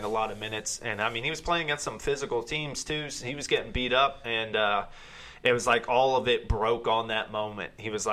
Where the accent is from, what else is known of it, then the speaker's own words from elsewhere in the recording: Allentown, Pennsylvania, United States; I was born in Allentown, PA, close to Philadelphia.